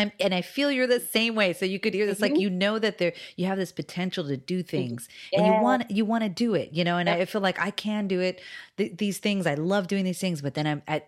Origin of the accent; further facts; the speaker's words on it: Hawaii, United States; moved away; I'm from Hawaii